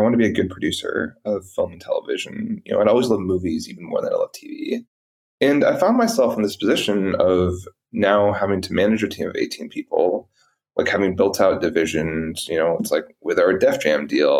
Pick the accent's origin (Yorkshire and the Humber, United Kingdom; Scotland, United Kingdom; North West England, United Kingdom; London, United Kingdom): London, United Kingdom; born there; I was born in London.